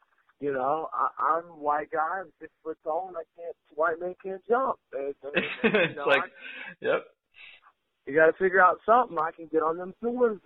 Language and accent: English; Texas, United States; I grew up in Texas, and, you know, we're entrepreneurs